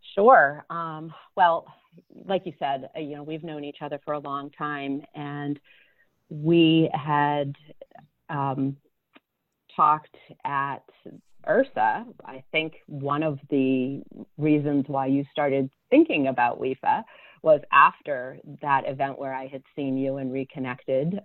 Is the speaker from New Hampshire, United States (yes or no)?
yes; southern New Hampshire, United States; I grew up in southern New Hampshire in a little farm town